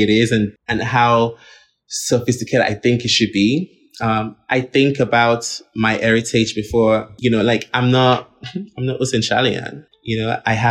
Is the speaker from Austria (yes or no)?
yes; Linz, Upper Austria, Austria; also born or lived in Nigeria; I grew up in Linz, actually, not in Vienna